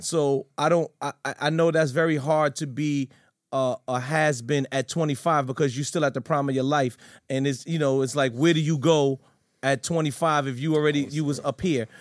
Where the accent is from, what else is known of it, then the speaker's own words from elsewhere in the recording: New York City, New York, United States; I'm from Fort Greene, Brooklyn